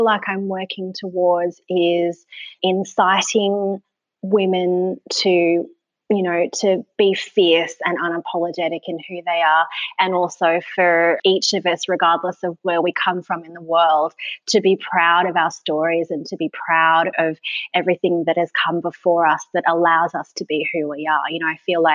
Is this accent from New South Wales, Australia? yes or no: yes; Sydney, New South Wales, Australia; moved away as an adult; also born or lived in Tasmania; growing up in Sydney is very much a place that awards being hard and shiny